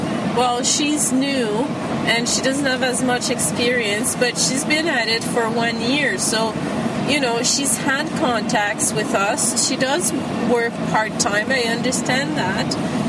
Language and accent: English; Quebec, Canada; I'm from Quebec.